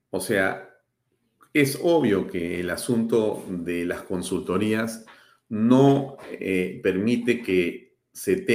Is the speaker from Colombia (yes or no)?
no; Peru; yo he tenido la suerte, como muchos peruanos, de estar varias veces en Puno